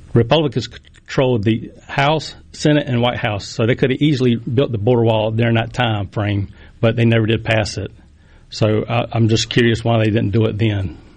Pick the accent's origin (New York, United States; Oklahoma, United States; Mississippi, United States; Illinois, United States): Mississippi, United States; Poplarville; I was born and raised in Poplarville, Mississippi. I've been there my whole life.